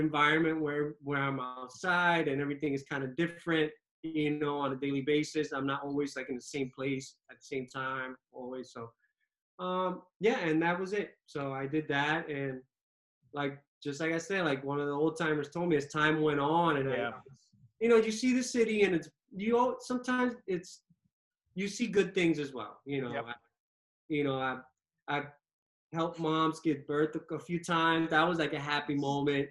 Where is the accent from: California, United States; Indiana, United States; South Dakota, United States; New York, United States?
New York, United States; New York City; also born or lived in Dominican Republic (ancestry); I pretty much grew up in New York, you know, watched Uptown Manhattan, watched the Heights